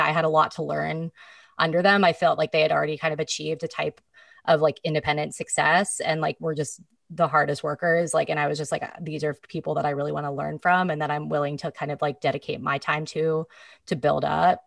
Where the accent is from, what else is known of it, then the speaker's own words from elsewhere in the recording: Petaluma, California, United States; also born or lived in Marin County, California / San Francisco, California / Seattle, Washington; growing up in Petaluma